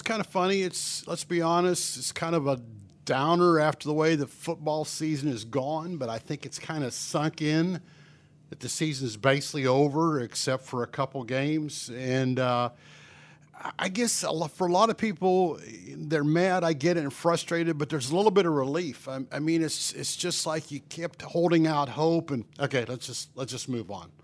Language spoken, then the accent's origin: English; Pennsylvania, United States; moved away as an adult; now in Bryan-College Station, United States; I grew up in Pennsylvania.